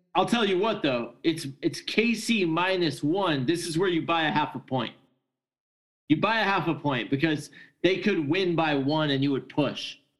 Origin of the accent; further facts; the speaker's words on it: California, United States; I'm I'm from California